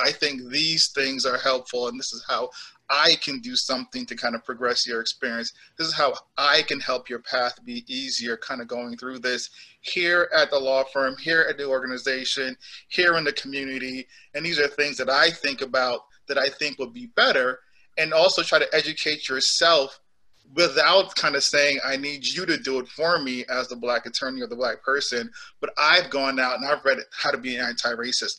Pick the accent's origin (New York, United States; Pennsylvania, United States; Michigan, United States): New York, United States; New York City; also born or lived in Jamaica / Boston; I am from Jamaica, so like I am the immigrant, and I came here when I was eight years old. I grew up in New York City